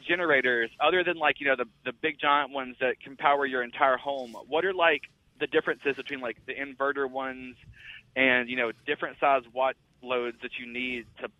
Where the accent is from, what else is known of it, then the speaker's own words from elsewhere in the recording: Mississippi, United States; I'm a truck driver. I just listen to the show. I'm from Mississippi